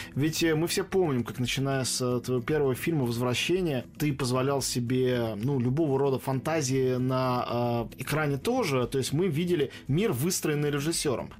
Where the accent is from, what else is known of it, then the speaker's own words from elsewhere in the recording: Moscow, Russia; как москвич, что в Москве